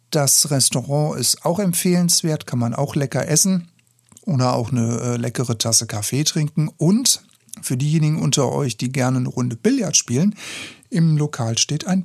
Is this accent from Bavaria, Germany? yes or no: yes; Bavaria, Germany; born there; weil ich bin in der Nähe von Aschaffenburg geboren worden. Ich bin also ein gebürtiger Unterfranke.